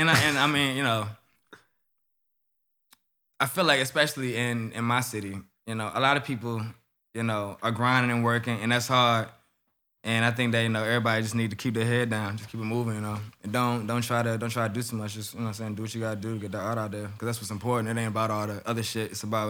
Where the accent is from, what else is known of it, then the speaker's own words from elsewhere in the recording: Atlanta, Georgia, United States; that's where I'm from. For sure.